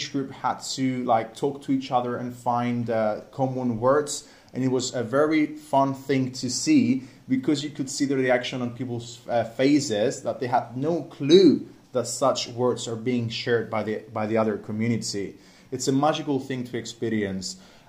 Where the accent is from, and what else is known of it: Cyprus; accent: Cypriot